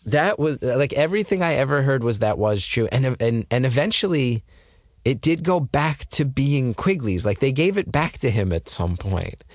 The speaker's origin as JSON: {"language": "English", "region": "New Jersey", "country": "United States", "tie": "born or raised there", "said": "I grew up in North Jersey"}